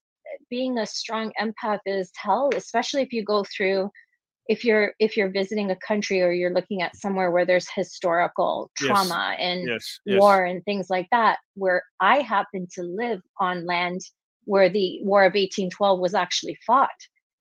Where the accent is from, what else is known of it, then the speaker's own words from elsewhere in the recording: Toronto, Ontario, Canada; I'm not from this area. I moved to the city from Toronto.